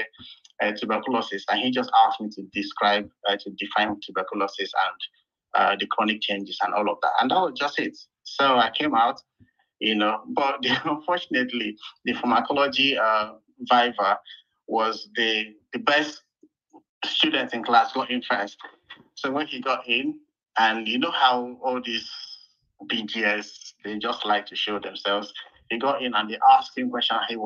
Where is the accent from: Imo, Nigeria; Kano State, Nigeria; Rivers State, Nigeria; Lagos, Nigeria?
Rivers State, Nigeria; Port Harcourt; also born or lived in Calabar; I was coming from Port Harcourt